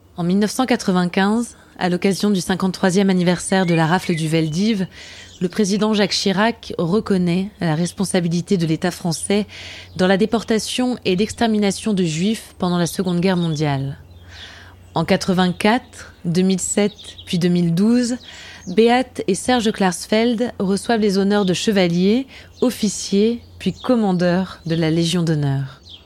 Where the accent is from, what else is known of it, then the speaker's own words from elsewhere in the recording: Germany; moved away; en tant qu'Allemande